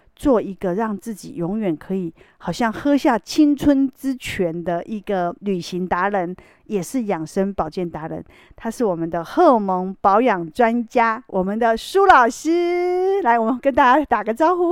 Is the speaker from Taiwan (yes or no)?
yes; Taiwan; 我们台湾人